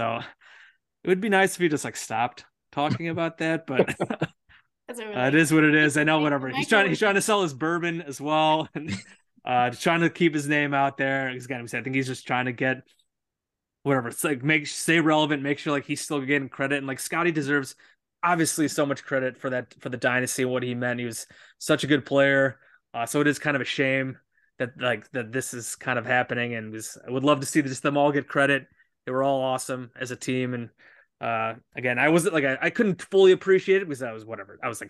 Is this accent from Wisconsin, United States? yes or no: no; Chicago suburbs, Illinois, United States; I grew up in Chicago suburbs.